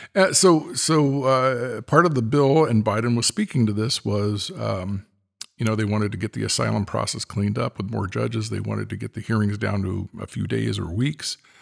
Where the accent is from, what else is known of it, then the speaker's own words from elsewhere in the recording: California, United States; as a Californian